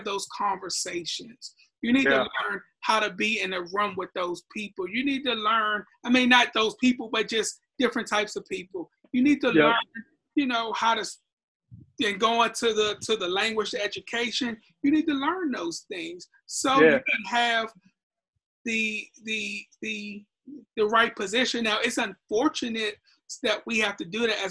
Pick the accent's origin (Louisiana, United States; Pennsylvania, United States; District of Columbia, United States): District of Columbia, United States; Washington; moved away; I grew up in Washington, D.C., one of the rough neighborhoods in Southeast Washington, D.C.